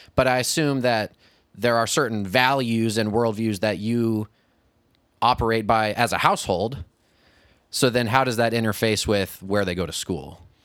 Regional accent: Kirksville, Missouri, United States; I went to college in my hometown

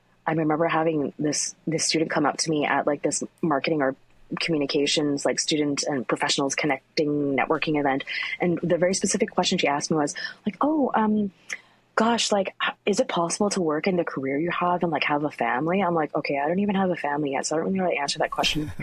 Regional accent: Richmond, British Columbia, Canada; I grew up in Richmond, it's an Asian enclave

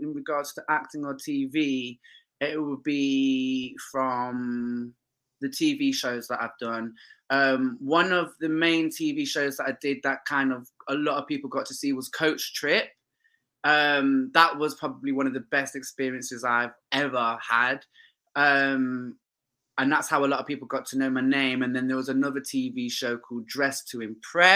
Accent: Leicester, East Midlands, United Kingdom; moved away as an adult; now in London, United Kingdom; growing up in Leicester

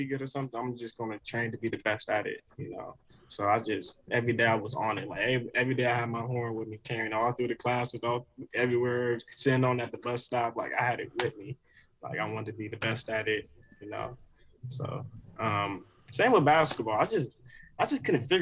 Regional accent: Oakland, California, United States; moved away; as a kid when I was growing up in Oakland, like I was living with my grandparents

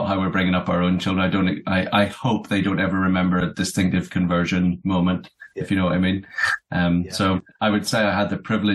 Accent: Belfast, Northern Ireland, United Kingdom; now in Aberdeen, United Kingdom; And I'm from Belfast originally, Northern Ireland.

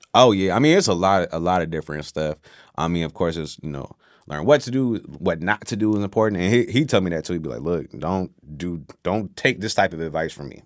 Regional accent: Newport News, Virginia, United States; also born or lived in Washington, D.C. / Oxford, North Carolina / Saint Thomas; now in Petersburg, Virginia, United States; I'm from Newport News, Virginia

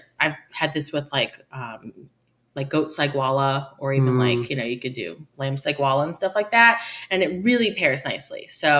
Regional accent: New Jersey, United States; now in New York, United States; I came from Jersey, but moved to New York. So I like to classify myself as a New

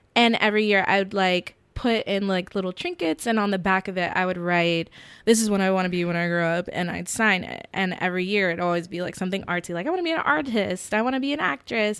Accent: Warner Robins, Georgia, United States; moved away as an adult; also born or lived in Queens, New York / Atlanta; now in New York, United States; I grew up in middle Georgia

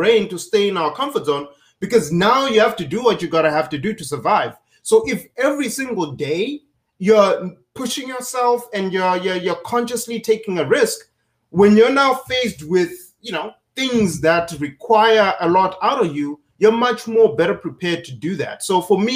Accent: Zimbabwe; now in United States; growing up in Zimbabwe

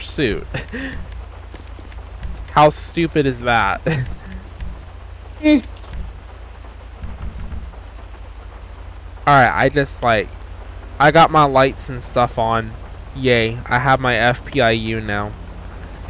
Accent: United States; we Americans

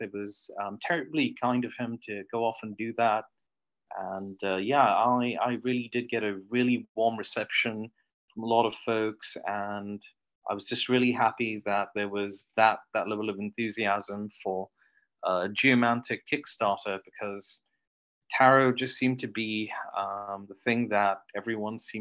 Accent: Oman; moved away as an adult; also born or lived in New York, United States; now in Kansas City, United States; Originally, I grew up in the Middle East, and I immigrated to the United States. And probably when I was around 28, 29, I kind of upped and left Oman

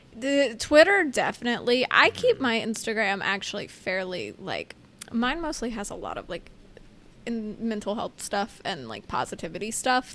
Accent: United States; two bozo Americans

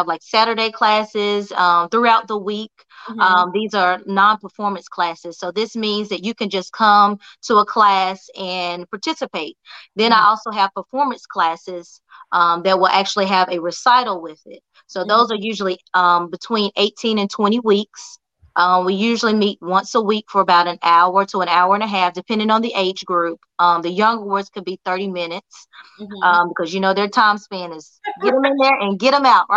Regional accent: Burlington, North Carolina, United States; born and raised in Burlington, North Carolina, a little small town in between Greensboro and Raleigh

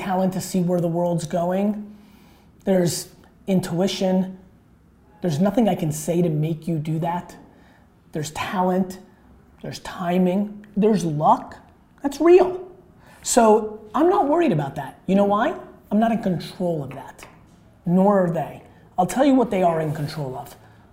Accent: New Jersey, United States; born or raised there; also born or lived in Soviet Union / Belarus

